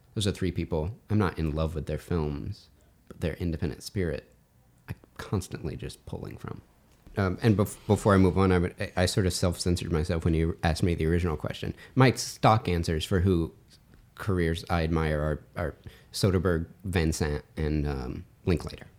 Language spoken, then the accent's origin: English; the South, United States; now in Chicago, United States; I come from the South. I don't. I'm a suburban boy from the South.